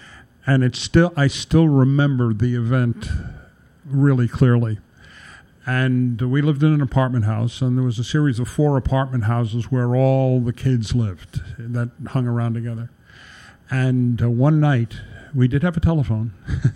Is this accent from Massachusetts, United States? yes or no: no; New York City, New York, United States; also born or lived in Manhattan / Sunnyside, Queens; we moved to what was considered the rural suburbs of Flushing